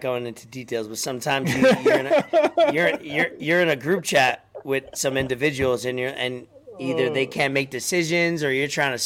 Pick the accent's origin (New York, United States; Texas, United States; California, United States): New York, United States; New York City; where I was born and raised in New York City